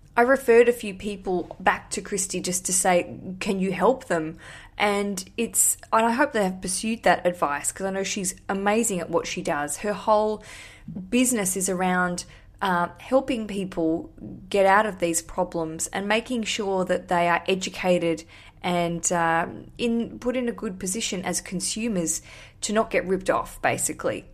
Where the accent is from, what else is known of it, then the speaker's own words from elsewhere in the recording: Australia; now in London, United Kingdom; I am an Australian. I live in London.